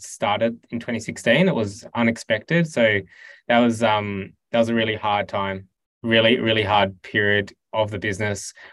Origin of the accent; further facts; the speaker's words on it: Tasmania, Australia; I grew up in Tassie